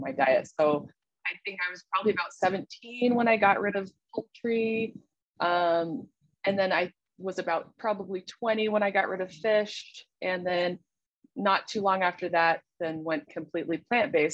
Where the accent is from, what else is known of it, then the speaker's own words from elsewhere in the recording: Salt Lake City, Utah, United States; I'm originally from Salt Lake City, Utah, and I live here now.